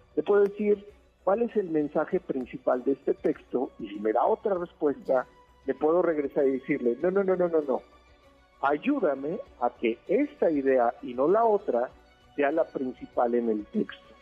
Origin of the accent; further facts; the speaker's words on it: State of Mexico, Mexico; yo nací en el Estado de México